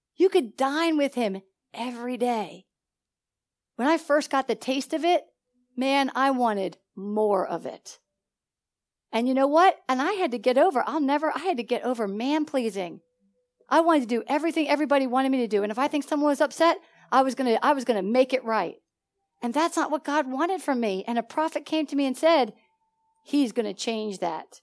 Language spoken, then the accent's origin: English; Philadelphia, Pennsylvania, United States; moved away as an adult; now in Georgia, United States; I come from Philadelphia